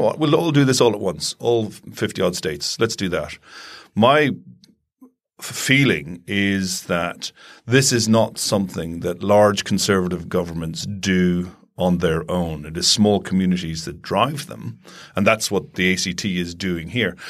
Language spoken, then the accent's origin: English; Ireland; growing up in Ireland